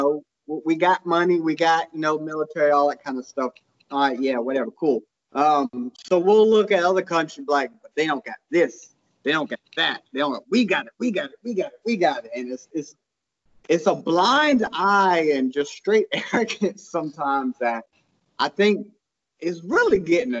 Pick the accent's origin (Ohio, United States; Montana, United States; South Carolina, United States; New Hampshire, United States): South Carolina, United States; I'm from South Carolina. I'm from the South of America. Anyways, I, being white